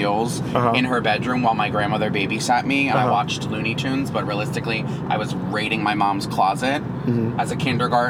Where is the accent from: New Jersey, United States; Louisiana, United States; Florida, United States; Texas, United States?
New Jersey, United States; Somers Point; also born or lived in Philadelphia; I grew up in South Jersey